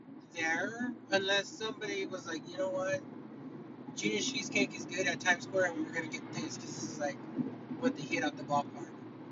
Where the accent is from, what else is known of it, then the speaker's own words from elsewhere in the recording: California, United States; like, you know, I grew up in California, like, all that, right?